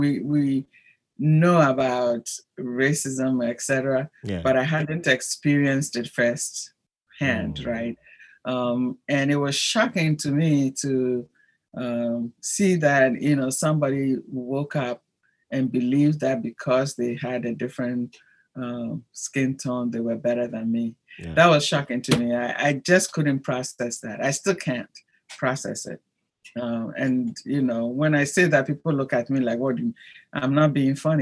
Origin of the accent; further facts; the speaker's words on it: Ghana; moved away as an adult; also born or lived in Rome, Italy; my home country, Ghana